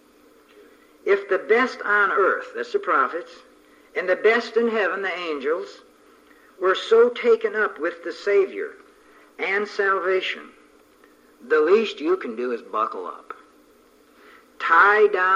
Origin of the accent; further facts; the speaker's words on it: near Niagara Falls, Ontario, Canada; moved away; I was brought up right near Niagara Falls and used to swim in the Welland Canal